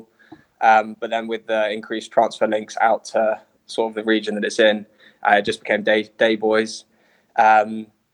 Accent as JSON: {"language": "English", "region": "London", "country": "United Kingdom", "tie": "born or raised there", "also_born_or_lived": "Westminster", "said": "I was born and raised like in Westminster, but I grew up in Ealing."}